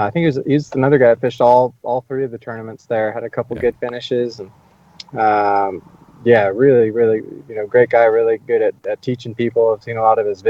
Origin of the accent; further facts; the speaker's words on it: California, United States; the place I grew up in California